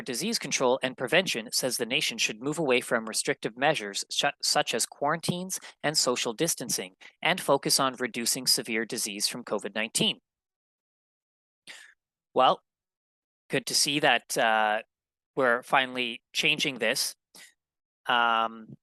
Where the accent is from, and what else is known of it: Manitoba, Canada; born or raised there